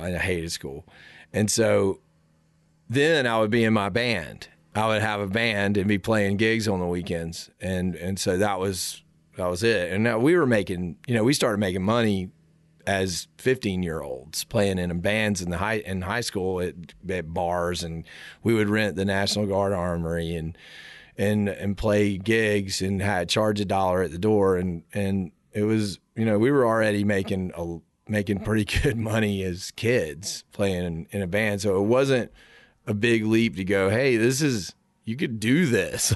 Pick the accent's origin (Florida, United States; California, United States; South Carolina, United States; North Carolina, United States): South Carolina, United States; I grew up in the South.